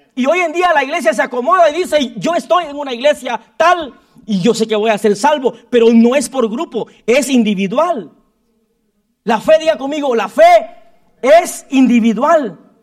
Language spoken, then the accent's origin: Spanish; Guatemala; moved away; como todo chapín